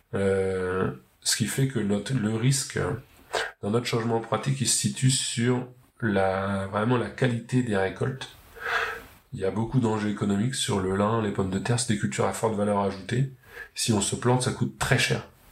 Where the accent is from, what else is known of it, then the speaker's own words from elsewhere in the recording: Pays de Caux, Upper Normandy, France; en Haute-Normandie, je viens du Pays de Caux, une région côtière très fertile